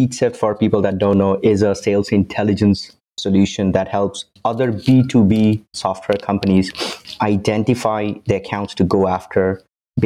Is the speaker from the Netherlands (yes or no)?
no; India; moved away as an adult; now in Canada; I'm originally from India. I moved to Canada about 16 years ago for my university.